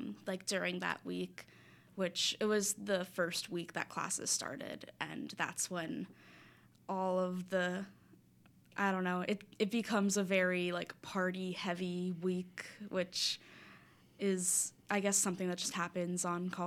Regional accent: South Florida, United States; moved away as an adult; now in Philadelphia, United States; I'm from South Florida

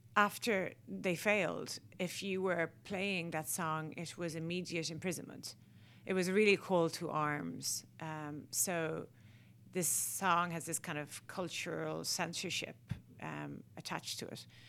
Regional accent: Ireland; as Irish people, we were hindered having to speak English

